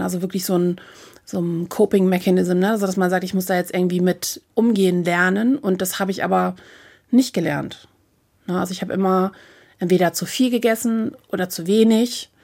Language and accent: German; Hamburg, Germany; ich komme aus Hamburg